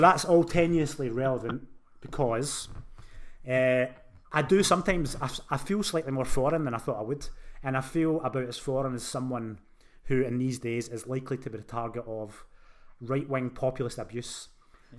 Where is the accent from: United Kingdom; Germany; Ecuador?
United Kingdom; Glasgow, Scotland; accent: Glaswegian; moved away; being Scottish in this town is, man, it's tough trying to live with a Glaswegian accent in this town